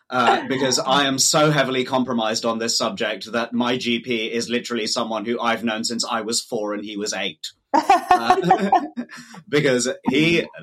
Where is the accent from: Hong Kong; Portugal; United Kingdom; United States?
United Kingdom; London; I grew up in Wembley